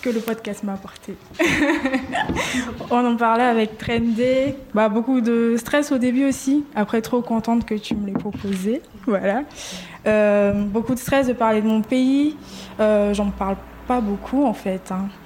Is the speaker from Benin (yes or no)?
no; Côte d’Ivoire; moved away; je viens de Côte d'Ivoire